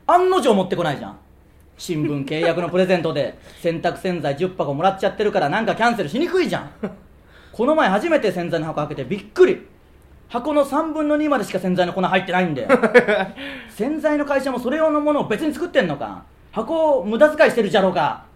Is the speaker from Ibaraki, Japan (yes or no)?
no; Tsuyama, Okayama, Japan; 僕らの出身地である岡山県富山市